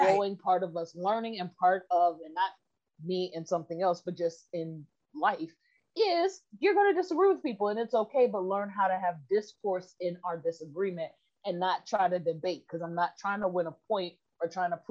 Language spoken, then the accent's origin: English; United States